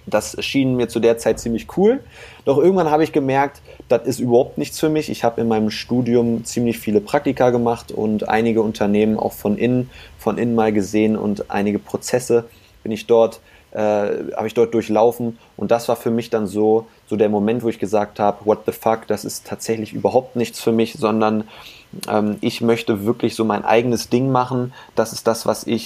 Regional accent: Hanover, Lower Saxony, Germany; Ich sitze hier gerade im, im schönen Hannover. Das ist meine Heimatstadt, hier bin ich groß geworden.

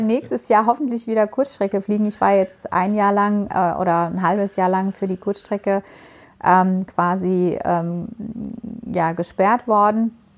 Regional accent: Baku, Azerbaijan; moved away; in meiner Heimat. Ähm, Mhm. Äh, weil ich, du weißt ja, ich komme aus der Ecke

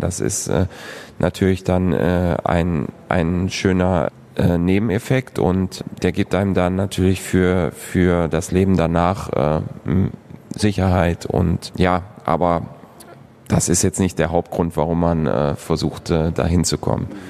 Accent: Moers, North Rhine-Westphalia, Germany; moved away as an adult; also born or lived in San Jose; now in Krefeld, Germany; Ich bin auf der Landwehrstraße ähm, aufgewachsen.

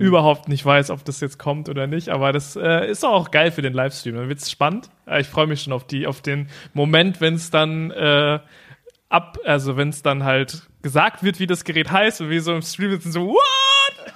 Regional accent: the German coast, Germany; meine Family, die kommt von der Küste. So, und äh, da, also zum Beispiel mein, mein Elternhaus ist äh, 0,5 Meter über Meeresspiegel

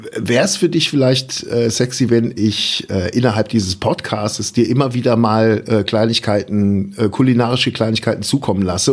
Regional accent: Germany; als Deutscher

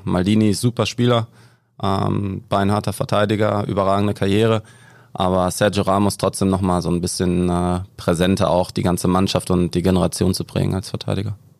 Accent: Ennepetal, North Rhine-Westphalia, Germany; also born or lived in Gelsenkirchen; ich bin aus Ennepetal dann nach Schalke gewechselt

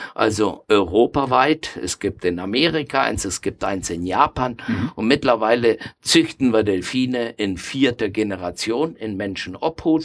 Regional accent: Argentina; moved away as an adult; now in Nuremberg, Germany; ich stamme aus Argentinien

